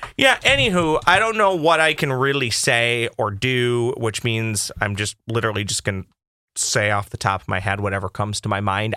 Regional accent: Boston, Massachusetts, United States; I'm from Boston

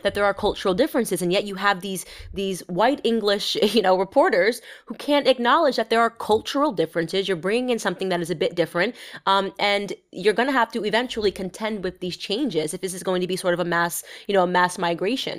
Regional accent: United States; I'm American

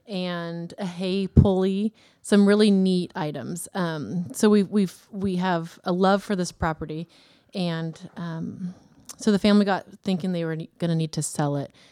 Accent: Davis, California, United States; now in Woodland, United States; I grew up in Davis.

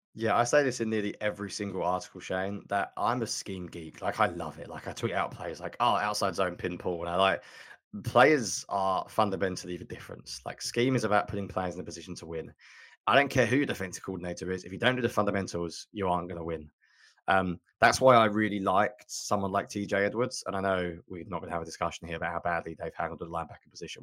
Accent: England, United Kingdom; I'm from England

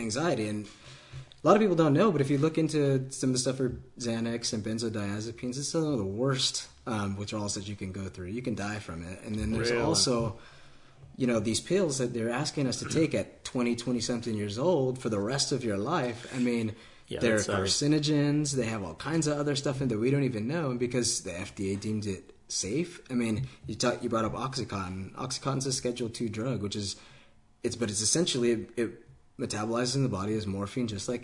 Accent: California, United States; I grew up in California.

